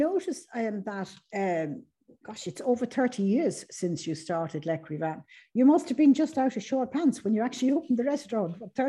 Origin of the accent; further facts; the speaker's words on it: Sandycove, Leinster, Ireland; I remember growing up in Sandy Cove, in South County Dublin